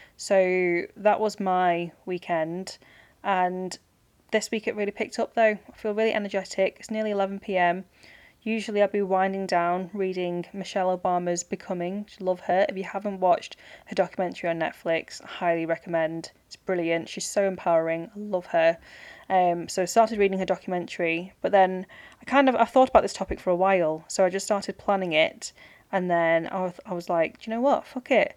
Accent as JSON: {"language": "English", "town": "Manchester", "region": "North West England", "country": "United Kingdom", "said": "I'm from Manchester"}